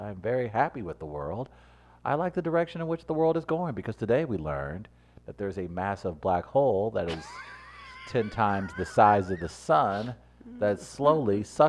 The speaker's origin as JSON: {"language": "English", "region": "New York", "country": "United States", "said": "So, man, when as a New Yorker, we don't stress out about those things, man."}